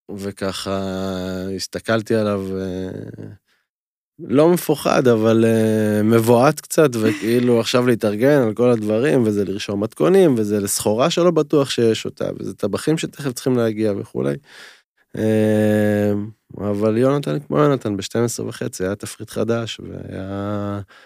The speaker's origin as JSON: {"language": "Hebrew", "town": "Timorim", "region": "Southern District", "country": "Israel", "tie": "born or raised there", "said": "גדלתי במושב תימורים, שהוא היה מושב שיתופי, כל הילדות שלי"}